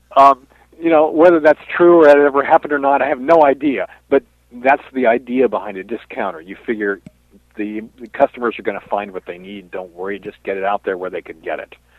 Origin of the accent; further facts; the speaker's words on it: Washington, District of Columbia, United States; When I was growing up in the Washington D.C. area